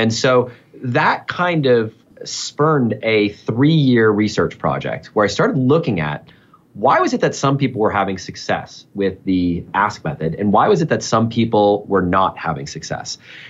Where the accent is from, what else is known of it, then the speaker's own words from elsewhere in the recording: New Hampshire, United States; There's a French connection. I've got a French-Canadian family. I grew up in New Hampshire, a little over the border.